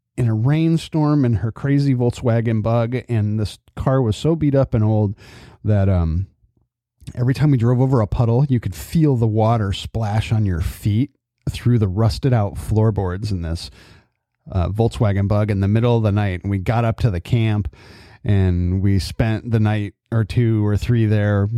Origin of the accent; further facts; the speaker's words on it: California, United States; also born or lived in Adirondacks, New York; growing up in California